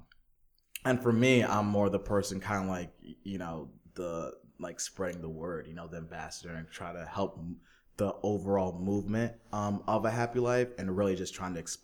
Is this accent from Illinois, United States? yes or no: no; Windsor, Connecticut, United States; born and raised in Windsor, Connecticut